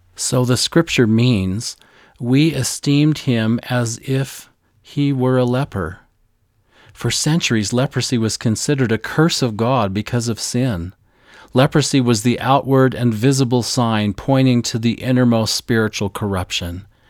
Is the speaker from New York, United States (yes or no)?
no; Missouri, United States; my home state of Missouri on our forested farm